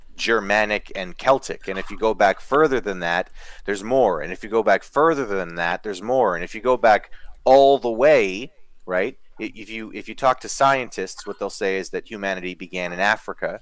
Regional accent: Canada; i'm canadian

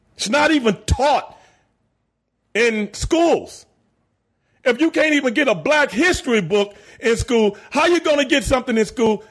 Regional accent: Houston, Texas, United States; I'm from South Park in Southeast Houston.

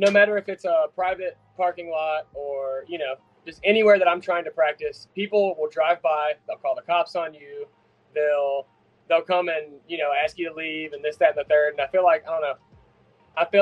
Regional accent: South Carolina, United States; I'm from South Carolina, so I get to shoot guns in my backyard

